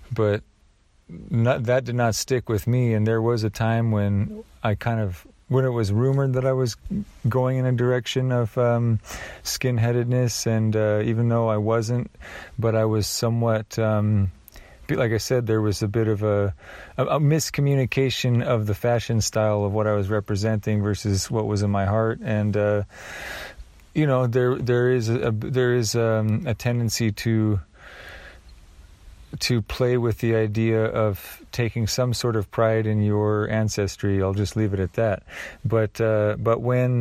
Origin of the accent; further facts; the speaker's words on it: Oregon, United States; I grew up in Oregon